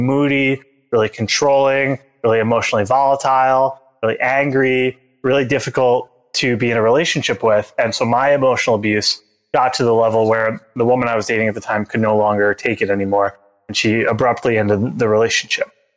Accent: Long Island, New York, United States; I grew up outside of New York City on Long Island

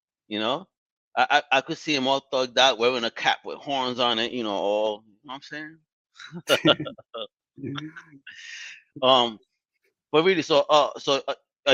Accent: New York City, New York, United States; I'm from Brooklyn.

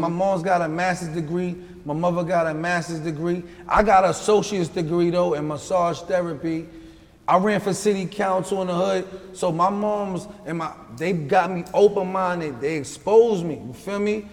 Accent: New York City, New York, United States; also born or lived in Houston, Texas; I'm from Long Island City, Queens.

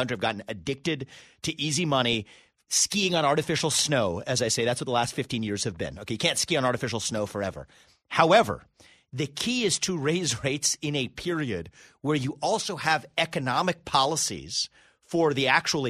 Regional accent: United States; I was born in America, but first generation.

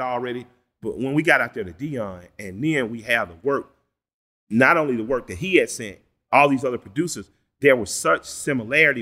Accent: Atlanta, Georgia, United States; I'm from the Collier Heights in Adamsville

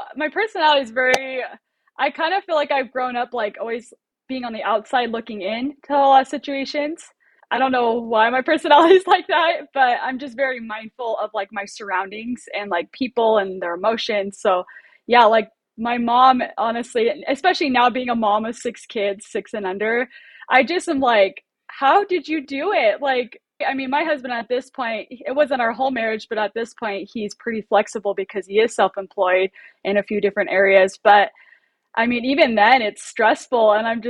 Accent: Oceanside, California, United States; I grew up in Oceanside, California, so there was a ton every weekend, and she just loved it.

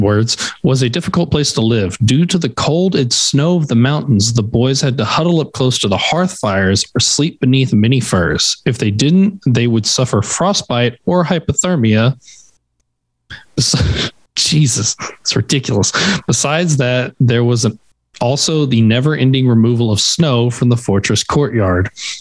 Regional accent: Texas, United States; I'm from Texas

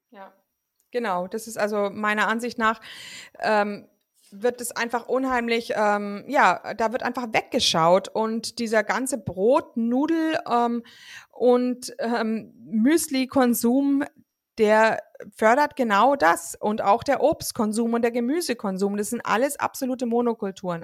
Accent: Germany; bei uns in Deutschland

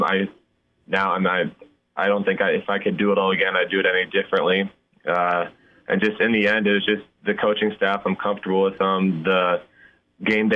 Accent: Nebraska, United States; growing up in Nebraska

